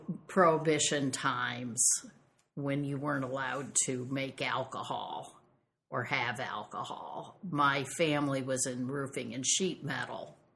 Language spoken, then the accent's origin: English; the Corn Belt, Midwest, United States; I was raised in the Corn Belt.